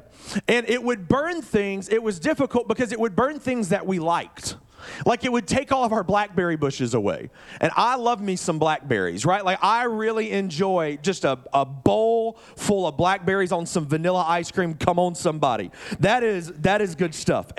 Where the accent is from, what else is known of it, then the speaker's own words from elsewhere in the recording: Birmingham, Alabama, United States; moved away as an adult; now in Oregon, United States; I grew up in Birmingham, Alabama.